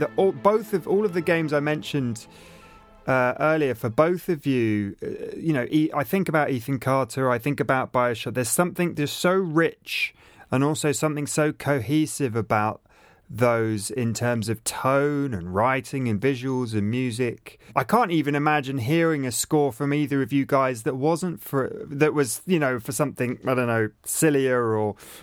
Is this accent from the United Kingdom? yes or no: yes; England, United Kingdom; I'm English and British, but my granddad was German